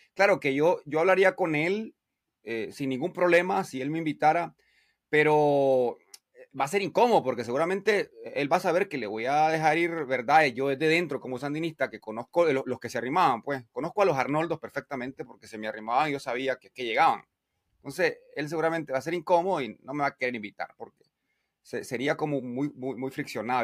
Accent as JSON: {"language": "Spanish", "country": "Nicaragua", "said": "en mi barrio y en mi pueblo, una ciudad de 50 mil habitantes"}